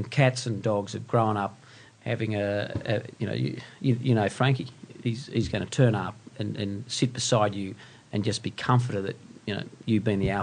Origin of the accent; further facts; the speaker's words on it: Western Queensland, Australia; moved away as an adult; also born or lived in Brisbane; now in Sydney, Australia; I grew up in Western Queensland